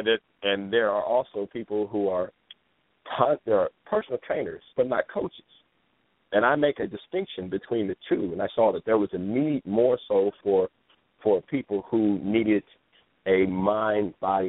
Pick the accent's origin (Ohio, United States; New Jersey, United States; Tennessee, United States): Ohio, United States; now in California, United States; When I came to California from Ohio, now this is the land of feel good, look good.